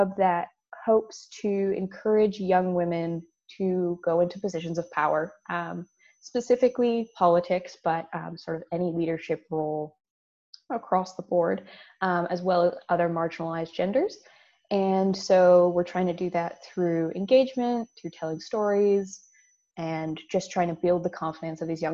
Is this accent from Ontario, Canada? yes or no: no; Calgary, Alberta, Canada; moved away as an adult; now in Victoria, Canada; I'm originally from Calgary, so I'm an island transplant at the moment